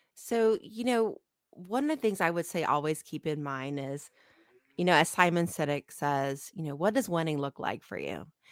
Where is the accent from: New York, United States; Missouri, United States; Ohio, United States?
Ohio, United States; moved away; I grew up in Ohio